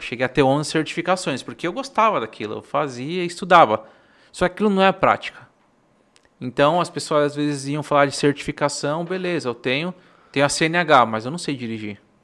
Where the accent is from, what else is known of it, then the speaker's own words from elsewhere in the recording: Paraná, Brazil; moved away; also born or lived in Florianópolis / Salvador; Eu nasci no Paraná